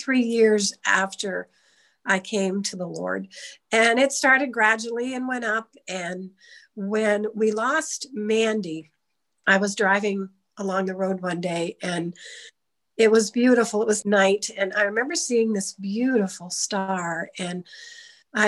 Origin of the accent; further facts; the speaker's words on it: Easton, United States; I grew up in Easton all my life, so I'm not far away from here